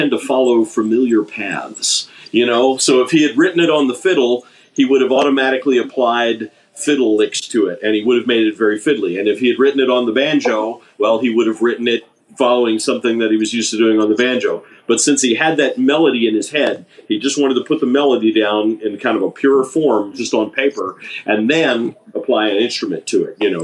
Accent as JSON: {"language": "English", "region": "Maryland", "country": "United States", "moved": "yes", "said": "I'm originally from Maryland"}